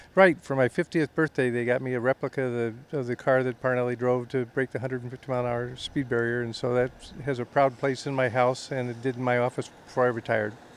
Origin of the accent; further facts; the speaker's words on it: Indianapolis, Indiana, United States; I grew up in Indianapolis, so I've been coming out here for probably close to 60 years